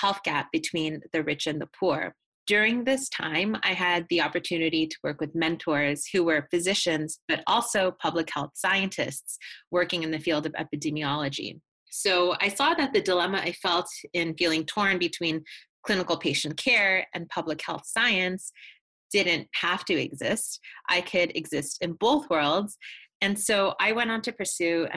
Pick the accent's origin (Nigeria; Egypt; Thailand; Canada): Canada; my home country of Canada